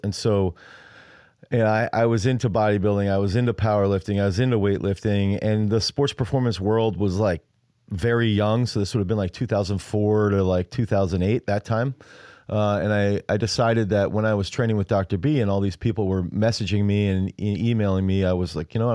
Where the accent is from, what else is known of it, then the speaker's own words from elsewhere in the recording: United States; I'm American